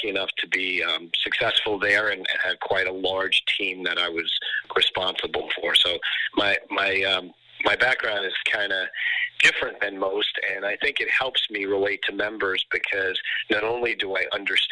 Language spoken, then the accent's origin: English; New York, United States; moved away as an adult; now in Florida, United States; I'm in Florida now, but originally I'm from New York